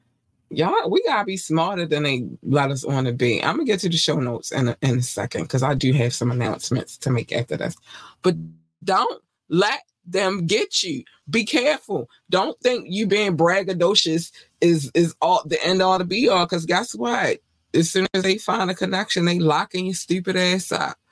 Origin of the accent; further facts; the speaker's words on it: North Carolina, United States; I was born in North Carolina